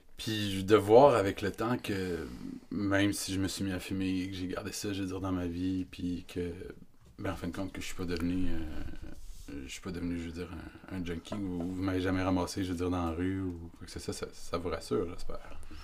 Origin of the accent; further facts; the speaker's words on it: Quebec, Canada; nous, on est Québécois